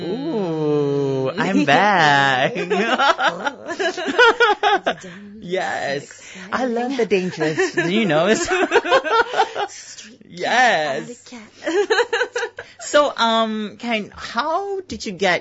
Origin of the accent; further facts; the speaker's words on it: Singapore; moved away; I come from Singapore